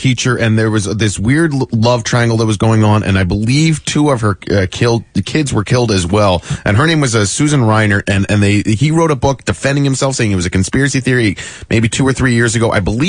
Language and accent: English; Great Valley, Pennsylvania, United States; born or raised there